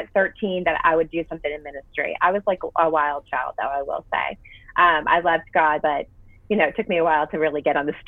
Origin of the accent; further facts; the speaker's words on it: Massachusetts, United States; also born or lived in Florida / Nashville, Tennessee; now in Franklin, United States; So I grew up in Massachusetts, moved to Florida, met my husband there